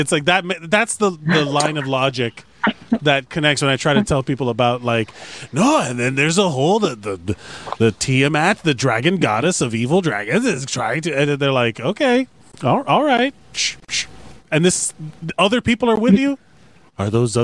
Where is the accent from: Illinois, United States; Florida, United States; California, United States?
Florida, United States; Miami; I'm born and raised in Miami